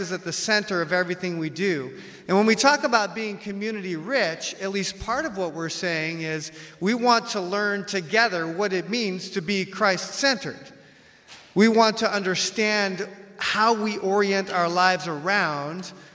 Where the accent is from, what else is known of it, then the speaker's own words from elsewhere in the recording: United States; I'm from the West, I'm American